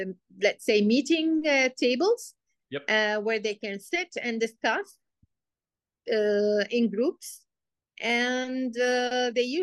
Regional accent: Kuwait; moved away as an adult; also born or lived in Egypt; now in United Arab Emirates; I was born and raised in Kuwait

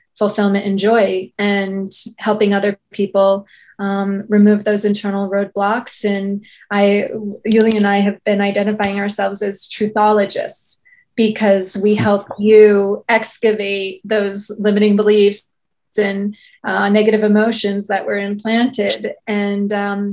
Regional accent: outside of New York, United States; I grew up outside of New York and I was in New York for 17 years and as an adult

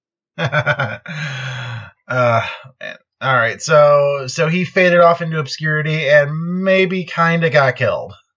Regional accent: Chicago, Illinois, United States; grew up in the Chicago area

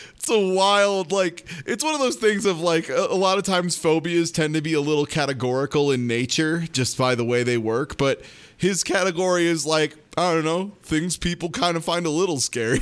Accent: Midwest, United States; me as a Midwesterner

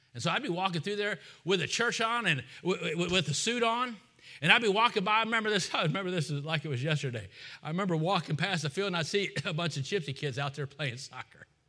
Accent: United States; I'm American

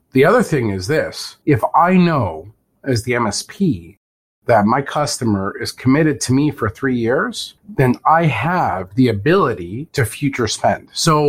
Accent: Canada; Of course, I'm Canadian.

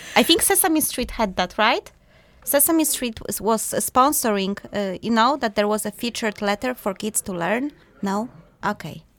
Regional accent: Poland; moved away; we are both from Poland originally

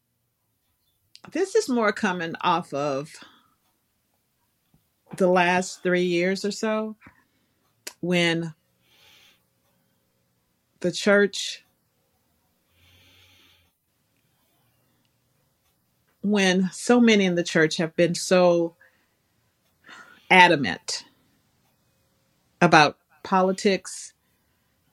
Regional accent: the South, United States; I'm from the South

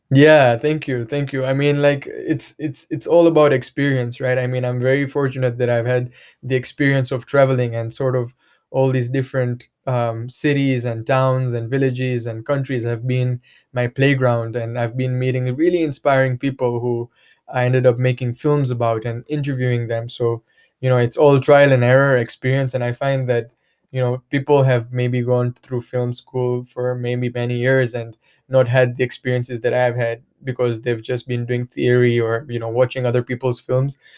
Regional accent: Mwanza, Tanzania; I was born and raised here in Tanzania, uh, in a, in a place called Mwanza

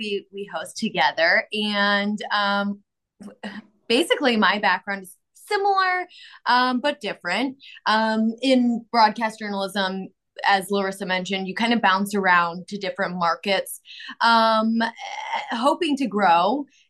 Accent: Chicago, Illinois, United States; now in Nashville, United States; I am from Chicagoland area, Chicago.

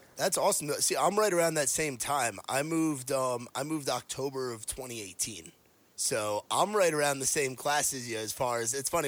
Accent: New York, United States; moved away; I grew up in New York

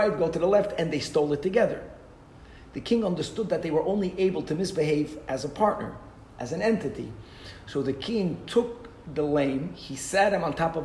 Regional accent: Brazil; I'm from Brazil

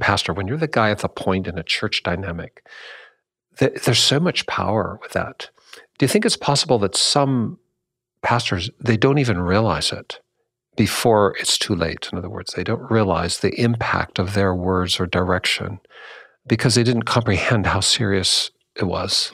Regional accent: Washington, United States; my home state in Washington

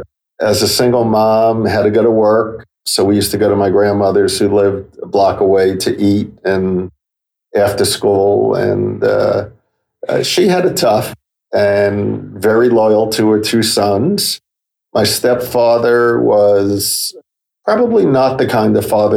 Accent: Yonkers, New York, United States; also born or lived in Bronx, New York City; we moved from the Bronx to Yonkers, New York. And I lived there until I was 17.

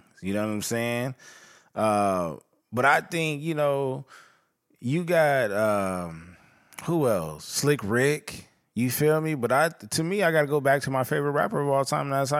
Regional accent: Inglewood / east side, California, United States; I was born in Inglewood, but I was raised on the east side

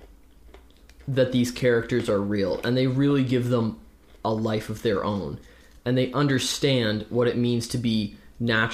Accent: Ontario, Canada; we're Canadian. We live in Ontario

